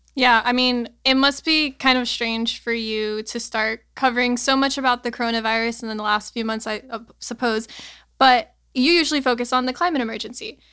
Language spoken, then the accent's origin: English; Miami, Florida, United States; growing up in Miami in such a strange place